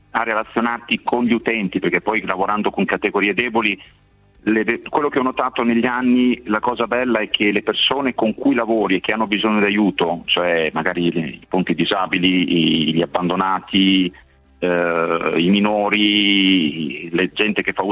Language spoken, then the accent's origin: Italian; Ravenna, Emilia-Romagna, Italy; qui in Romagna sono di Ravenna quindi ho sempre operato nelle cooperative sociali